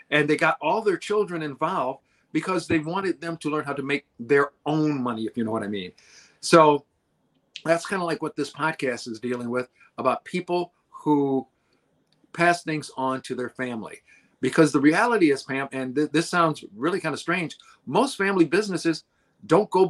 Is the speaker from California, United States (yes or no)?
no; Detroit, Michigan, United States; I'm from Detroit. I just had to come over and say hello.